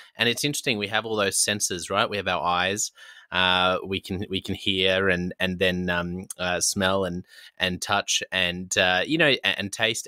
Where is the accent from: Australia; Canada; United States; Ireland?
Australia; This is me being very Australian